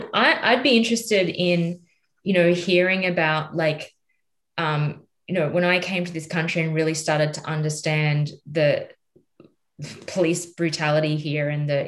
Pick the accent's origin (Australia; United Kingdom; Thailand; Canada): Australia; now in United States; I'm Australian